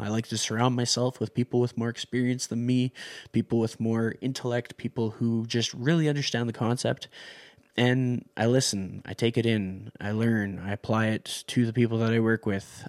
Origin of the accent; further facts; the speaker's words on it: Canada; I'm from Canada